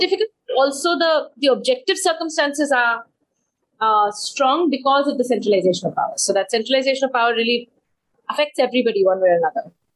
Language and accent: English; Bangalore, Karnataka, India; also born or lived in Delhi, India / United States; I grew up in Bangalore and uh, Delhi.